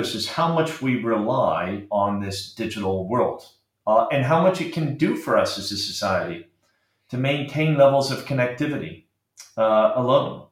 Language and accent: English; Arizona, United States; moved away as an adult; also born or lived in Britain; now in United Kingdom; I uh, grew up in Arizona.